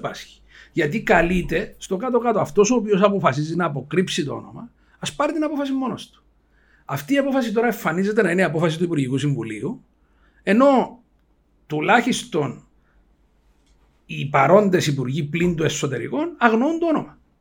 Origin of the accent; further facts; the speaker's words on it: Cyprus; είμαι από την Κύπρο